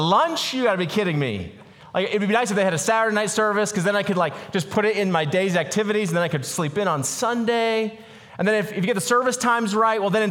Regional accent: Boulder, Colorado, United States; I grew up in Boulder, Colorado

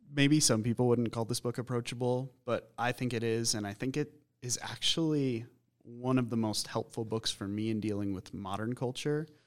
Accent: Colorado Springs, Colorado, United States; also born or lived in Boulder / Minneapolis; growing up in Colorado Springs

